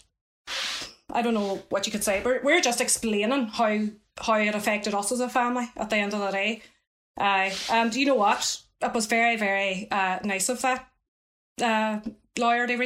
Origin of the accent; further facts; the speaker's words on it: Dublin, Leinster, Ireland; our city, Dublin